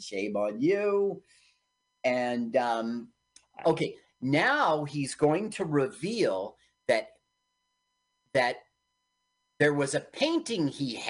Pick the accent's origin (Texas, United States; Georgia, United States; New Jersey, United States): New Jersey, United States; Montclair; We grew up with in Montclair.